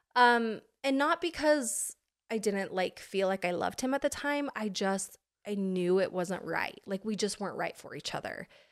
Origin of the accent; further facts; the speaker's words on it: Pocatello, Idaho, United States; moved away as an adult; now in California, United States; I am an Idaho girl